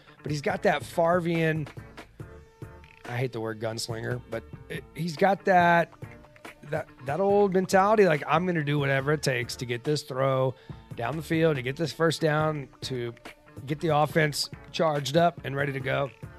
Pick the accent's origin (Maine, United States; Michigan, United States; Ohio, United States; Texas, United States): Texas, United States; Houston; also born or lived in San Diego; growing up in the Astrodome, having to watch the Houston Oilers in basically an AC box or bubble.